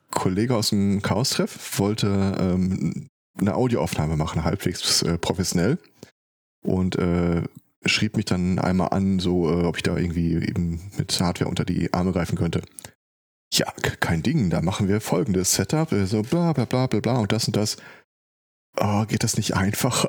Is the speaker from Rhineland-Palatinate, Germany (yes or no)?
no; Ruhr area, North Rhine-Westphalia, Germany; hier bei uns im Ruhrgebiet